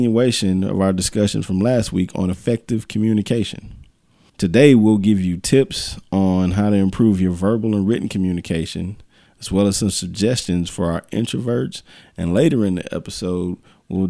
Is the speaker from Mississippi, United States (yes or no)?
yes; Greenville, Mississippi, United States; my hometown as well, Greenville, Mississippi